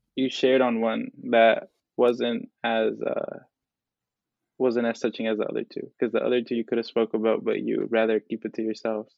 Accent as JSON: {"language": "English", "town": "Oakland", "region": "California", "country": "United States", "tie": "born or raised there", "said": "Latino male from El Salvador, uh, born and raised in Oakland, California"}